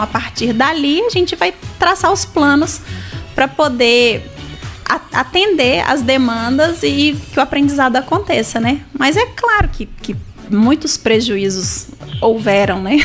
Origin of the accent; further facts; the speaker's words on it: Brazil; first language Portuguese; nós nascemos aqui no Brasil e falamos o português